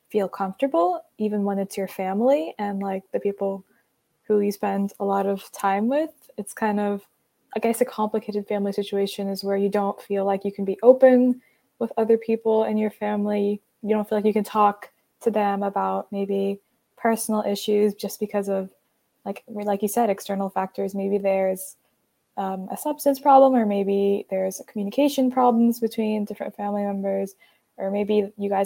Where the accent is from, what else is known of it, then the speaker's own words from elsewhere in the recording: Atlanta, Georgia, United States; I am from Atlanta, Georgia